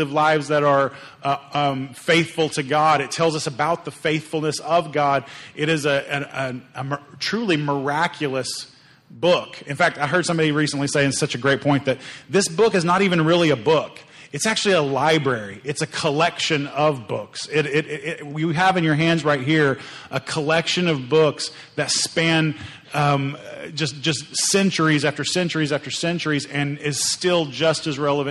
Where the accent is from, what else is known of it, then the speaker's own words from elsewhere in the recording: Oklahoma, United States; I grew up in Oklahoma